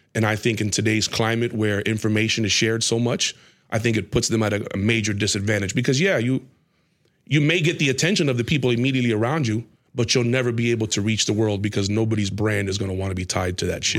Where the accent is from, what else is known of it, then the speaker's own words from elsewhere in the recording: Tampa, Florida, United States; moved away; also born or lived in Atlanta; we're from Tampa